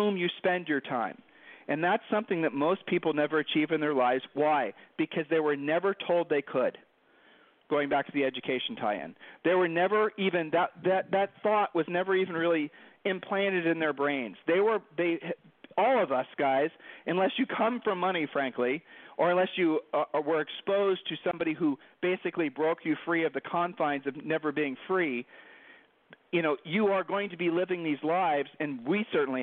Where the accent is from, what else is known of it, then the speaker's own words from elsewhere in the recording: Worthington, Ohio, United States; Julie and I grew up in the Midwest. We grew up in, you know, Worthington, Ohio